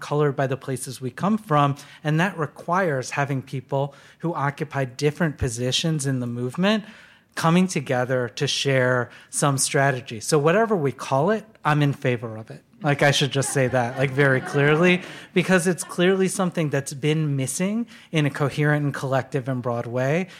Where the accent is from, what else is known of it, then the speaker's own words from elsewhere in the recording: Detroit, Michigan, United States; I was born in Detroit, and in nineteen eighty, and watched deindustrialization happen, you know, all around me